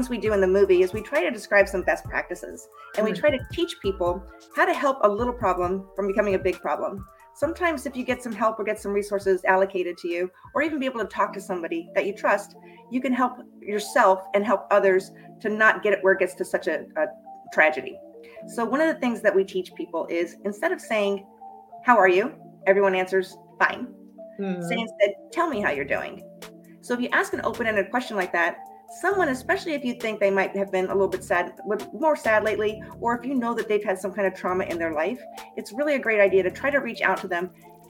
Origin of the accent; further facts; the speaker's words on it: Boston, Massachusetts, United States; also born or lived in Colorado; now in Florida, United States; And for the most part, I grew up either in the Boston area or in Colorado. I moved to Florida about 30 years ago